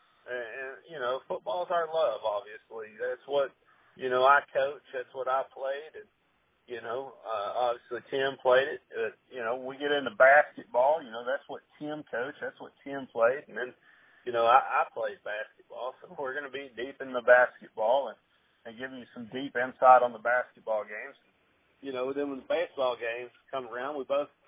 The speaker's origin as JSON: {"language": "English", "region": "South Arkansas", "country": "United States", "tie": "born or raised there", "moved": "yes", "lives_now": "Tampa Bay, United States", "said": "I grew up in South Arkansas, and we didn't have hockey where I grew up"}